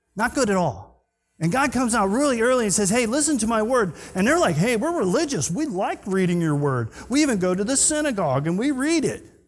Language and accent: English; Scotland, United Kingdom; I'm Scottish